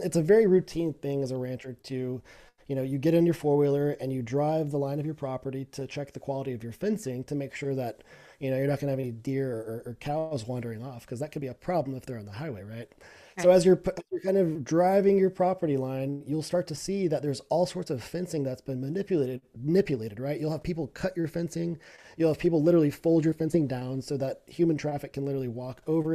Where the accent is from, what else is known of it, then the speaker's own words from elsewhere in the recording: Texas, United States; as a Texan, as an American